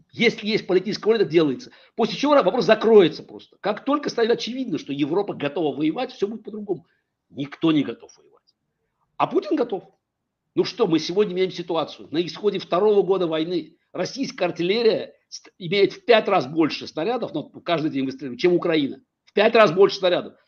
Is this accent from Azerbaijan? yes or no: yes; Baku, Azerbaijan; Я, я вырос в Советском Союзе. Как бы отец еврей, мать армянка, в Баку вырос